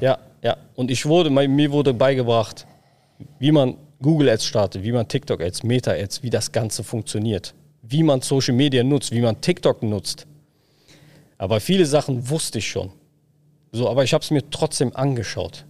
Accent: Berlin, Germany; Ja, da geboren, aufgewachsen

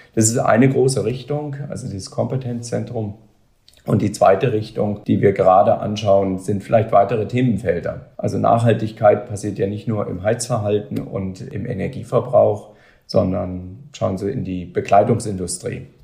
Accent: Germany; wir als Deutsche, wir als Europäer

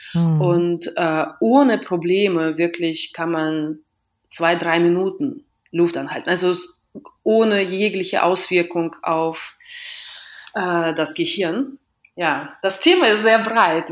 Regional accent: Western Russia, Russia; German is a second language; now in Berlin, Germany; ich komme aus Westrussland

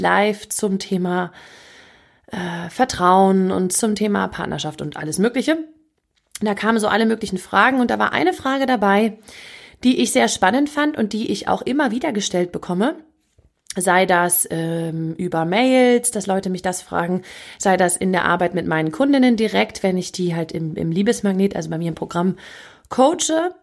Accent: Northern Germany, Germany; wie man bei uns im Norden sagt

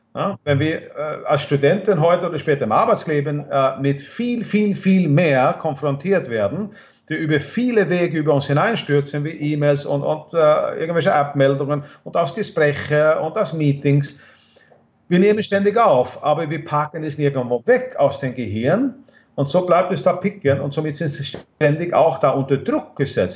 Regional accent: Sweden; German is a second language; moved away; in Schweden, wo ich herkomme

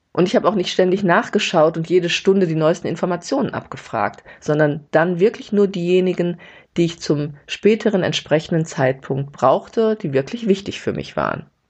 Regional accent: Gelsenkirchen, North Rhine-Westphalia, Germany; moved away; nach Hause fahre vom Gelsenkirchen, wo ich aufgewachsen bin

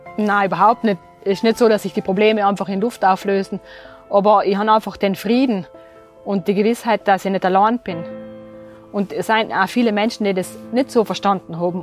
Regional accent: Terlan, Trentino-Alto Adige, Italy; also born or lived in Merano; Ich bin in Derlan aufgewachsen

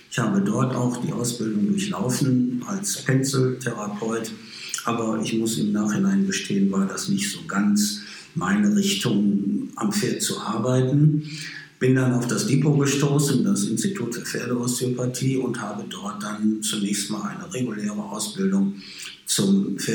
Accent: Sterkrade, North Rhine-Westphalia, Germany; Und habe dann als kleiner Junge angefangen zu voltigieren. Nur bei uns in Stärkrade, wo ich geboren bin.

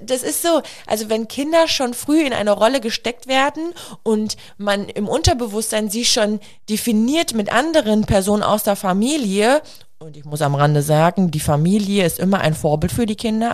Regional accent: a village near Münster, North Rhine-Westphalia, Germany; wir kommen ja aus dem Dorf, nach Münster gefahren

